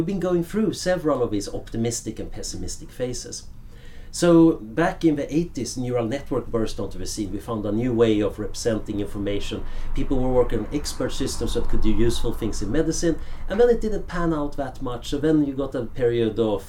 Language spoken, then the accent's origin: English; Sweden; moved away as an adult; now in Oxford, United Kingdom; when I grew up in Sweden in the 70s, it was a fairly boring world